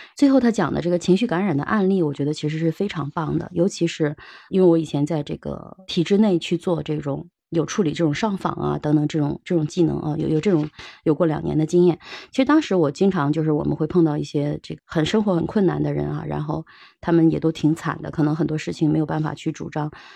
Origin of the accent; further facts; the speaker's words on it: China; 我们中国人